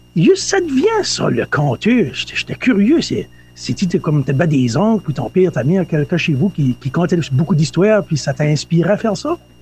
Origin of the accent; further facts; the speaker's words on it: Néguac, New Brunswick, Canada; Je suis originaire de Negoac